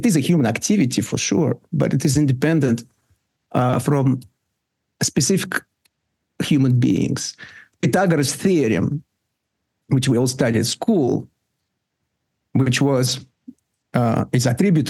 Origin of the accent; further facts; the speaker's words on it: Russia; English is a second language; when I grew up in the Soviet Union